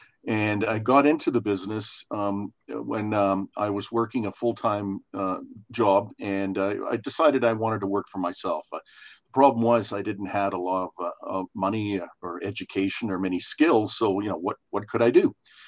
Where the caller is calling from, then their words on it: Calgary, Alberta, Canada; I'm phoning from Calgary, Alberta, Canada.